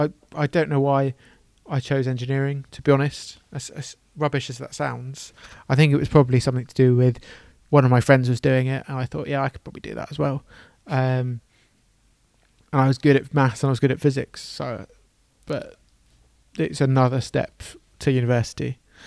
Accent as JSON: {"language": "English", "region": "England", "country": "United Kingdom", "tie": "born there", "first_language": "English", "said": "I'm a native speaker of English. I was born in England."}